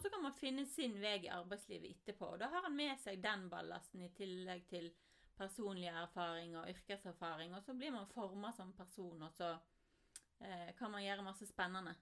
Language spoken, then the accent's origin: Norwegian; Voss, Vestland, Norway; når jeg vokste opp på Voss